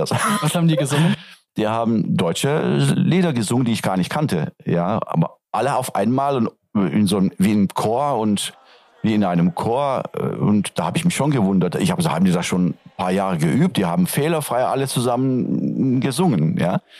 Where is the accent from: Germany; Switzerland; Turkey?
Turkey; first language Turkish; German is a second language; Also Türkisch ist, wie gesagt, meine Muttersprache